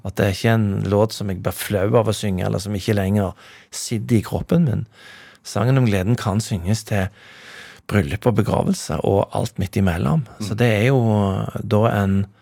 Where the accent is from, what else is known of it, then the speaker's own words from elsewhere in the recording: Stavanger, Rogaland, Norway; now in Bergen, Norway; jeg er oppvokst i Stavanger